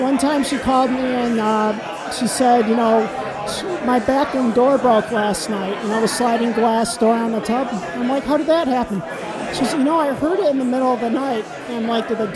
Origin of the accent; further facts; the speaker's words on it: Saginaw, Michigan, United States; moved away; I'm originally from Michigan, so like long, long time ago when I lived there, I lived in a town called Saginaw